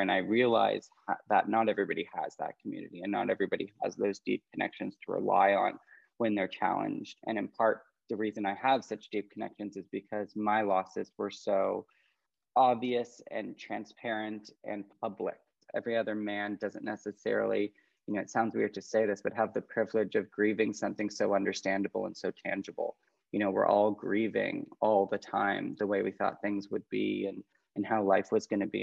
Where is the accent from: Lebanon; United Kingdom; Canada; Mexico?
Canada; moved away as an adult; now in California, United States; as a Canadian